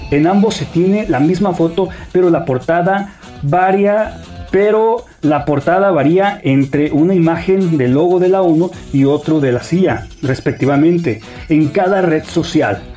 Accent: Mexico; mi pueblo de México

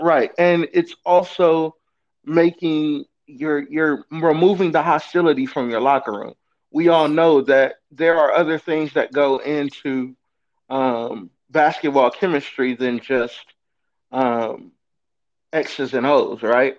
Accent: Inglewood, California, United States; I'm from Inglewood, California. Lifelong Lakers fan. Uh, born around the corner from the for- fabulous Forum

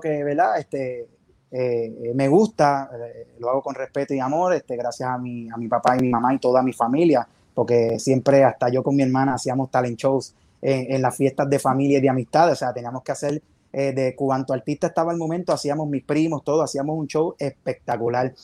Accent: Bayamón, Puerto Rico; yo soy de, de Bayamón, de Bayamón.

